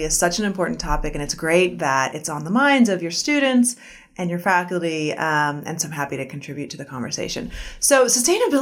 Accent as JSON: {"language": "English", "region": "South Florida", "country": "United States", "tie": "born or raised there", "moved": "yes", "lives_now": "Arkansas, United States", "said": "I grew up in Florida, in South Florida, near the ocean and in the Everglades"}